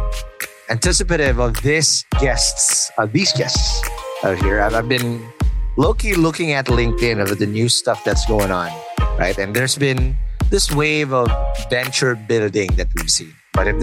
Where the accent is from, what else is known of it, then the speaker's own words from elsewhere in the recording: Philippines; I'm obviously Filipino